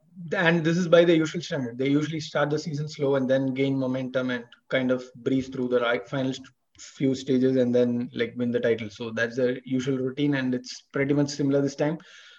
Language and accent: English; India; Although I come from India.